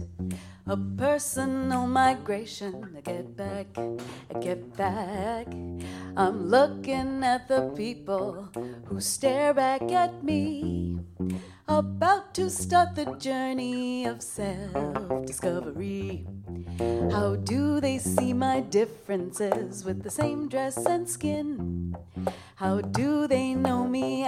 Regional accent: Toronto, Ontario, Canada; I was born in Toronto, but my family comes from South India

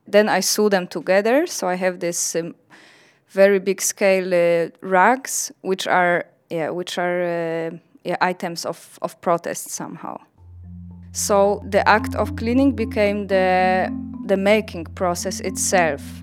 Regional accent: Poland; English is a second language; moved away; I'm from Poland

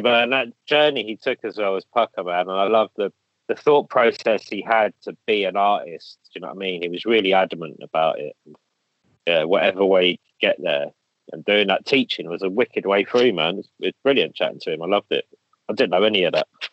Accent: London, United Kingdom; I grew up like in Kilburn, same thing in the eighties

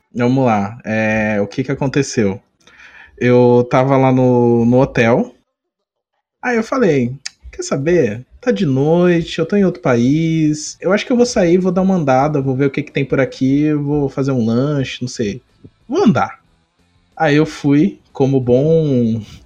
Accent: Brazil; Aí ele já perguntou da onde você é. Aí eu falei, Brasil

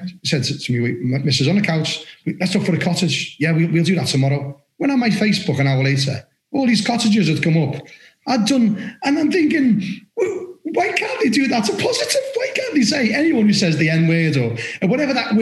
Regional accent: Liverpool, North West England, United Kingdom; accent: Scouse; moved away as an adult; now in Somerset, United Kingdom; I'm from Liverpool

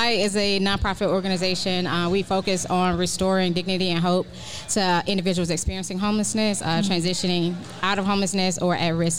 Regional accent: Atlanta, Georgia, United States; Born and raised.

